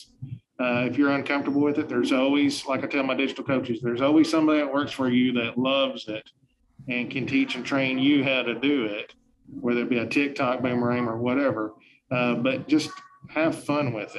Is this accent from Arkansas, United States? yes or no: yes; Truman, Arkansas, United States; moved away; I'm from Truman, Arkansas, and I'm very proud